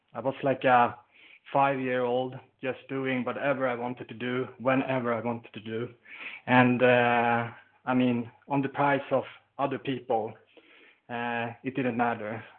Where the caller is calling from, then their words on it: Sweden; I'm calling from Sweden